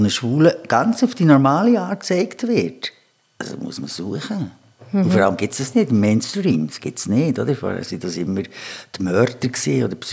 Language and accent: German; Bern, Switzerland; ich bin in Bern aufgewachsen und da hat es so verschiedene öffentliche Toiletten.